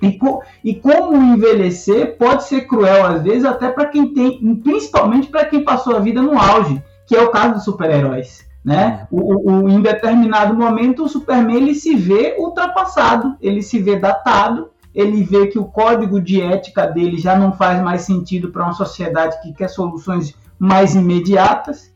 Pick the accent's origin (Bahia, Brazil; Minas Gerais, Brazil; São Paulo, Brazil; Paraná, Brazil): Bahia, Brazil; Salvador; moved away; cresci em Salvador, na periferia de Salvador